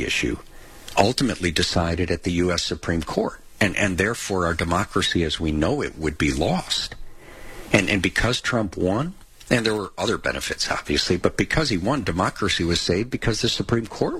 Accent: Chicago, Illinois, United States; moved away; we're all from Chicago originally

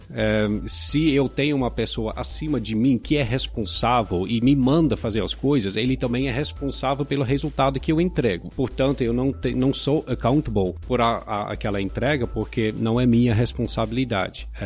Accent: Pará, Brazil; born there; Já tenho uma longa história com o Brasil, nasci no Pará, é, já comentei com, com vocês, meus pais são holandeses, mas começaram a fazer desenvolvimento rural é, em Cametá, que fica no interior do Pará.

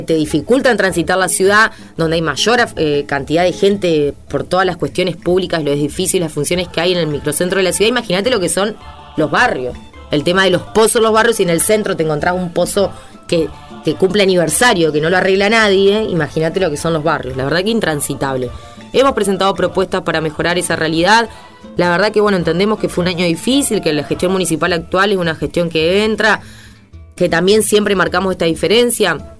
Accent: Santa Fe, Argentina; nosotros somos nacidos, criados en nuestra ciudad

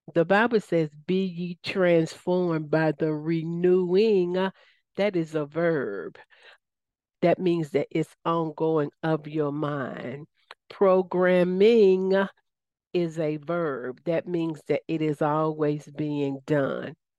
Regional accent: Southern, United States; accent: Southern; my Southern accent

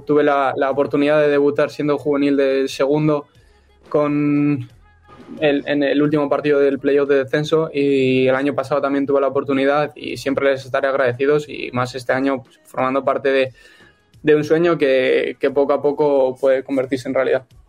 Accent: Illescas, Castilla-La Mancha, Spain; el equipo de mi, de mi pueblo

